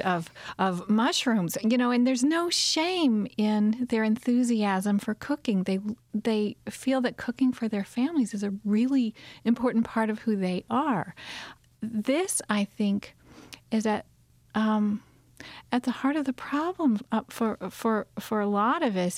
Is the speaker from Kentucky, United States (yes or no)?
yes; Kentucky, United States; also born or lived in Tucson, Arizona / southwestern Virginia; now in Virginia, United States; where I grew up in Kentucky